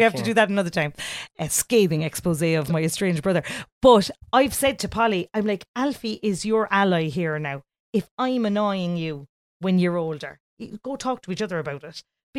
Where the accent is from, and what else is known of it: Ireland